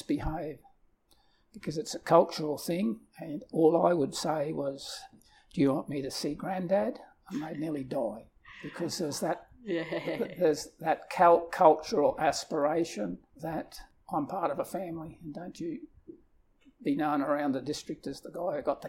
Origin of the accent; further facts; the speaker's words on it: Stanthorpe, Queensland, Australia; I was born in the Stanthorpe district at Stanthorpe